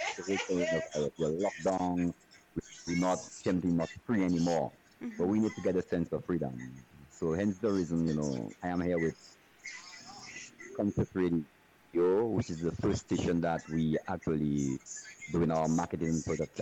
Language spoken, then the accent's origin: English; Soufrière, St. Lucia; I grew up in a small town in Sufuye. St. Lucia, which is called Sufuye Volcano Town.